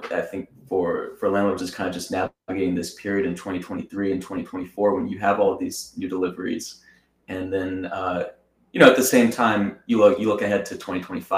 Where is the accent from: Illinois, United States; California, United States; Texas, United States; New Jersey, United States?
Texas, United States; Austin; my hometown of Austin, Texas